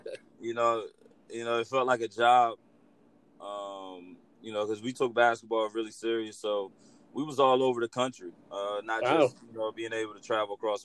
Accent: Crisfield, Maryland, United States; I grew up in Crisfield, Maryland, between Crisfield and Marion Station, Maryland

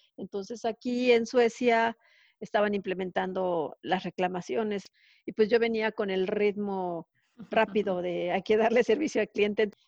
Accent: Mexico; moved away as an adult; now in Sweden; La última fue en Ericsson de México.

